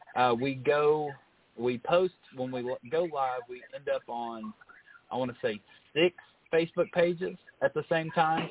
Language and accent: English; Kentucky, United States; moved away; We're we're both from Kentucky originally, so it's it's always nice to go back up there